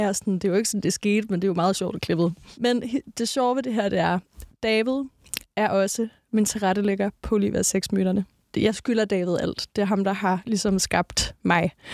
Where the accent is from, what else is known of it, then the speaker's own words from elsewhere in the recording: Næstved, Zealand, Denmark; jeg er fra Næstved. Altså, sådan, jeg er fra provinsen